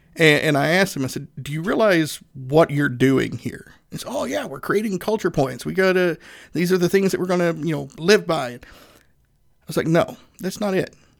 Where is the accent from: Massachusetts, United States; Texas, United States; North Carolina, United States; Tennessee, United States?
Tennessee, United States; Northeast; I'm a Southerner, uh, born and raised in Northeast Tennessee